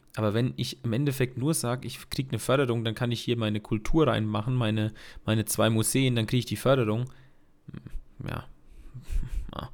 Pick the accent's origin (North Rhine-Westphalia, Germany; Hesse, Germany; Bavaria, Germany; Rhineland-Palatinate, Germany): Bavaria, Germany; Bad Neustadt an der Saale; Bei uns in Bad Neustadt